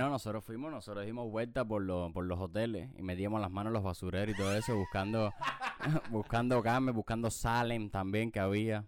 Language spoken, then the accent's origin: Spanish; Havana, Cuba; yo soy de la lisa